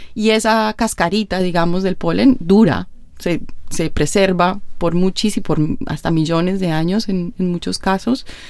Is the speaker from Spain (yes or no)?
no; Colombia; en Colombia, pues, de donde yo vengo